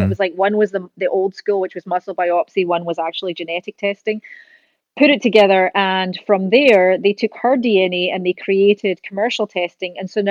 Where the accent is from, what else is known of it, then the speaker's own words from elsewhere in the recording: Scotland, United Kingdom; now in California, United States; She came from Argentina. I came from Scotland. We met in California